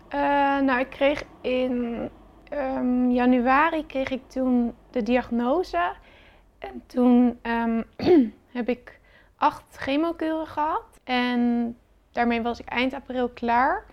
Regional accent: Rotterdam, South Holland, Netherlands; ik kom uit Rotterdam

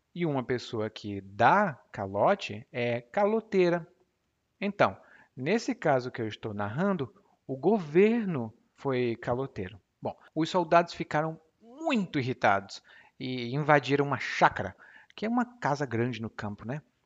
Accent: Brazil; como bom brasileiro

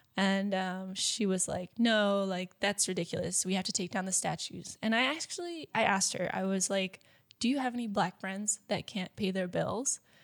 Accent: United States; moved away as an adult; I'm American

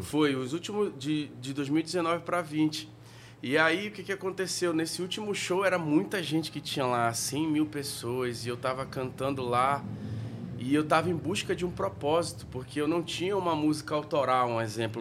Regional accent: Tefé, Amazonas, Brazil; now in São Paulo, Brazil; da onde a gente veio, de Tefé lá. Passei a minha infância lá com a minha mãe

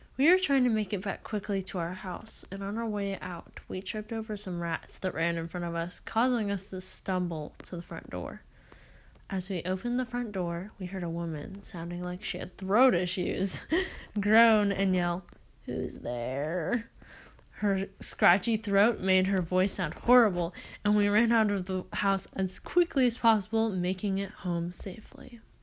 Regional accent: Oregon, United States; I'm from Oregon

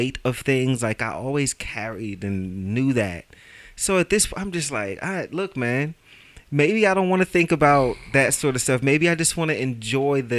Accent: New York City, New York, United States; I am from Brooklyn

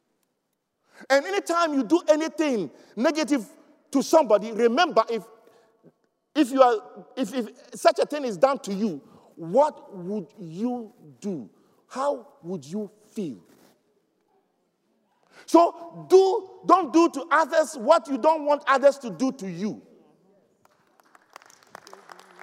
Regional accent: Ghana; There's a situation in Africa, my home country, where you can see the Fulanis actually herding their cows and they walk through streets, the main streets of Accra

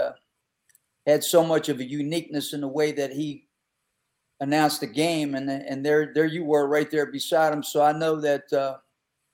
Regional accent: Western Pennsylvania, United States; moved away; I grew up in Western PA

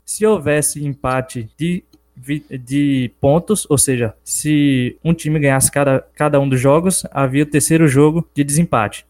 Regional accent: Capim Grosso, Bahia, Brazil; sou natural aqui de Capim Grosso, na cidade do interior da Bahia

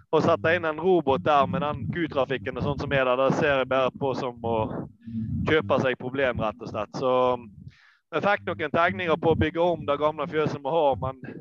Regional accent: Norway; moved away as an adult; now in Lesja, Norway; vi hadde båsfjøs hjemme på Manger

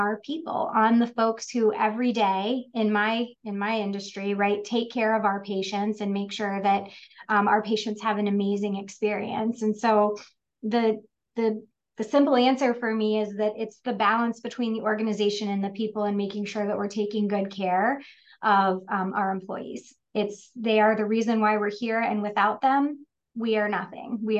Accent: Central Ohio, United States; I was born and raised in Central Ohio. This is home for me

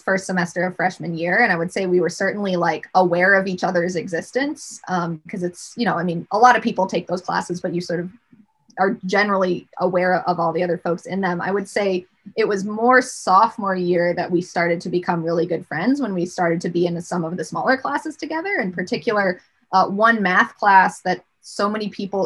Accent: Rochester, New York, United States; I grew up in Rochester, New York

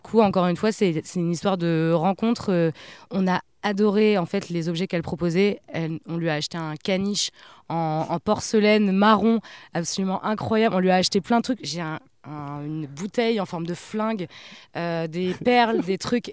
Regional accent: Le Havre, Normandy, France; also born or lived in Paris; je disais que je venais du Havre

